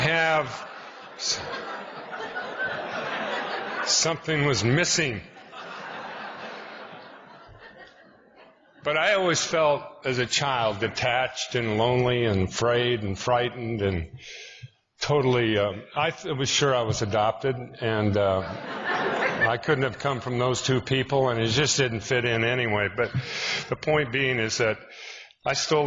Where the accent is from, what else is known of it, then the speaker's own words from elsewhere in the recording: Spokane, Washington, United States; I'm from Spokane, Washington